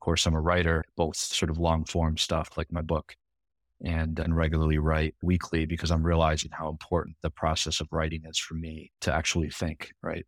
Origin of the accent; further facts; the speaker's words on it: Grand Rapids, Michigan, United States; moved away as an adult; also born or lived in New York; I'm from Michigan and born and raised in, in Grand Rapids on the west side of the state